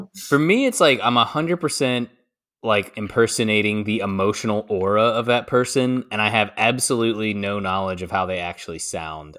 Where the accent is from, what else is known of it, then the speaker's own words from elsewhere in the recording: United States; as an American